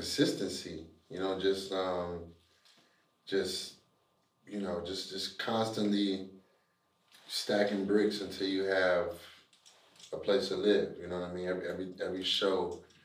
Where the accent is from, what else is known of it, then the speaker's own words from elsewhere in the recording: Cleveland, Ohio, United States; I'm from Cleveland, Ohio